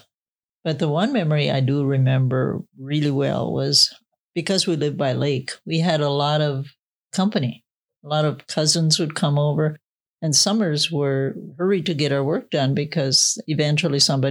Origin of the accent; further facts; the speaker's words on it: Henning, Minnesota, United States; moved away; I'm from Minnesota, upper north central area of Minnesota, where it gets a little bit colder than normal